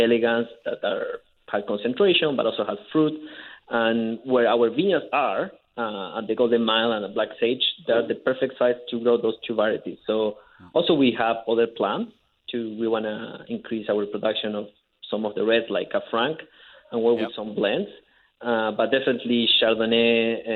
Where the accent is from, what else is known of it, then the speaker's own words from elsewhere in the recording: Mendoza, Argentina; English is a second language; moved away as an adult; also born or lived in California; now in Okanagan Valley, Canada; I'm from Mendoza, Argentina